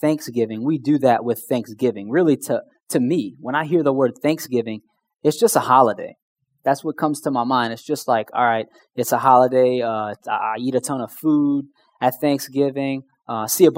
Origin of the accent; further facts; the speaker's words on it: Houma, Louisiana, United States; I'm from Houma